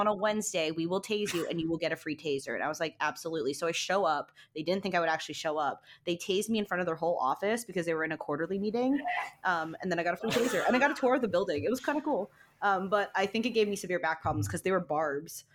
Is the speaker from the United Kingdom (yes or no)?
no; Saudi Arabia; moved away; I was born, I was born in Saudi Arabia, so I was born in the middle of the desert.